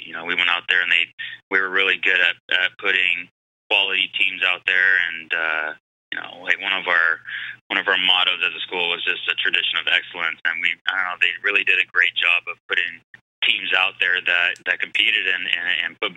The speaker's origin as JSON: {"language": "English", "town": "San Diego", "region": "California", "country": "United States", "tie": "born or raised there", "also_born_or_lived": "Phoenix", "moved": "as an adult"}